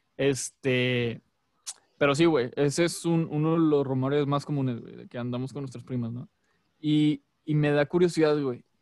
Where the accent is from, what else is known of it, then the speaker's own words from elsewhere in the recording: Monterrey, Nuevo León, Mexico; somos regios